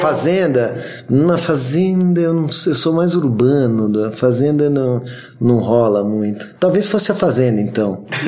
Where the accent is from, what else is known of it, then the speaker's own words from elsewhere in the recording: São Paulo, Brazil; Sou paulistano da Gema